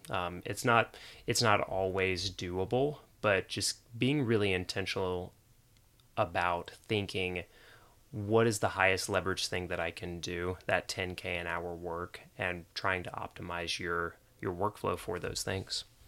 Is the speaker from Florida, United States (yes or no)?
yes; Jacksonville, Florida, United States; now in Nashville, United States; I grew up in Jacksonville, Florida